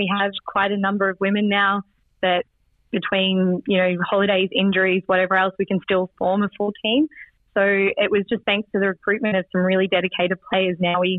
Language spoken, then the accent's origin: English; Ballarat, Victoria, Australia; moved away as an adult; now in Germany; Well, my husband works for a German company, so we moved from Ballarat by Melbourne to here in Germany 3.5 years ago.